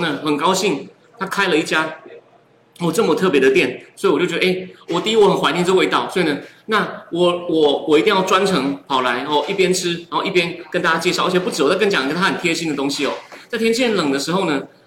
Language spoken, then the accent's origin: Chinese; Taichung, Taiwan; 我其实是台中长大